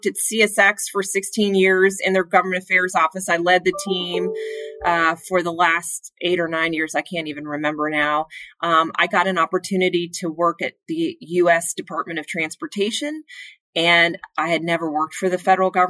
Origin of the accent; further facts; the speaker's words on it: Bethesda, Maryland, United States; I grew up actually outside of Washington, D.C. in Bethesda, Maryland